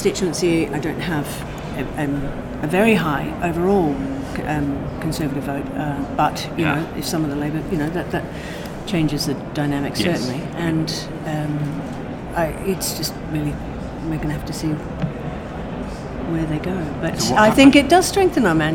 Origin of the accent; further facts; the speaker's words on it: Australia; now in Scotland, United Kingdom; I am a person who lives in Scotland, yes. I am Australian